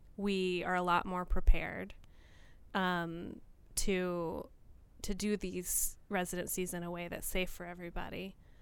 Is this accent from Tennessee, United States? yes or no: yes; rural Tennessee, United States; also born or lived in Nashville, Tennessee / Baltimore / New York; now in Port Townsend, United States; I was born in Nashville, Tennessee, but my family quickly moved into a rural area in Tennessee